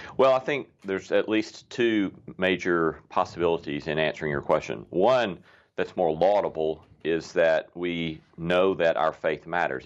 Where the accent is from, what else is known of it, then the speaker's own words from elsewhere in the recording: the South, United States; we Southerners